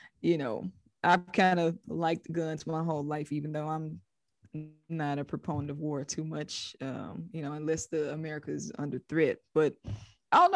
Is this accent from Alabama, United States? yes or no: no; Mississippi, United States; my perspective on growing up in Mississippi